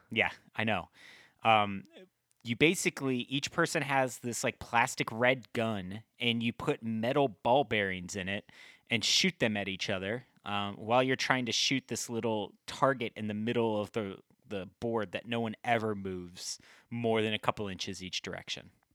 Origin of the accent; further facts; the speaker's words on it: Midwest, United States; we're both from the Midwest